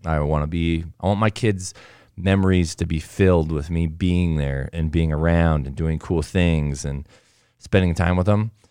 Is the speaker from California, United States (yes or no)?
yes; Southern California, United States; now in Alpine, Utah, United States; I grew up in Southern California